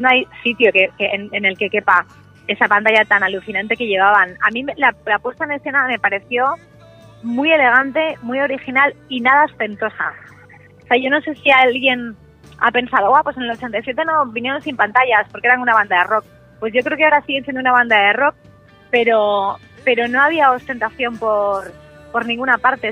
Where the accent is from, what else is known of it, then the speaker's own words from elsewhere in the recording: Pedro Bernardo, Castile and León, Spain; moved away; vivía en Pedro Bernardo, en mi pueblo de Ávila